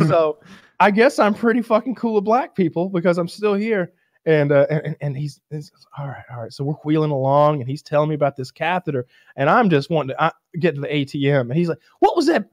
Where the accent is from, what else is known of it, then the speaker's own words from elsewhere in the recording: United States; I was like Franklin County.